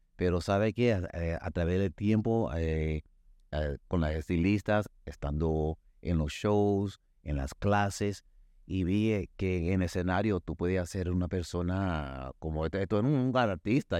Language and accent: Spanish; Dominican Republic; soy dominicano